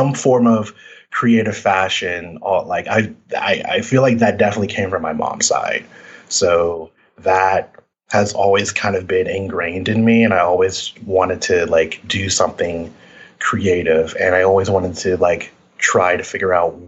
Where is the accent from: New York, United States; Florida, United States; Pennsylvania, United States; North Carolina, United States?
Florida, United States; Orlando; now in Atlanta, United States; I grew up in Orlando, Florida